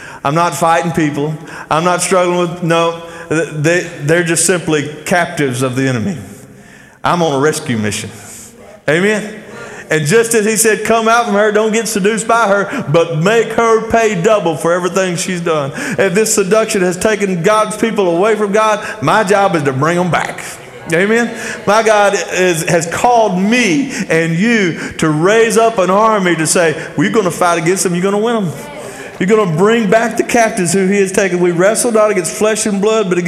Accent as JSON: {"language": "English", "town": "Athens", "region": "Texas", "country": "United States", "tie": "born or raised there", "said": "I grew up in Athens, Texas."}